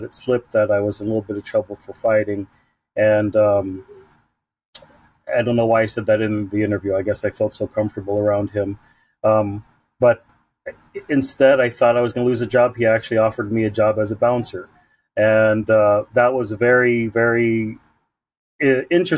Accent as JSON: {"language": "English", "town": "San Diego", "region": "California", "country": "United States", "tie": "born or raised there", "said": "I was born and raised in National City, Chula Vista and Bonita parts of San Diego, born and raised"}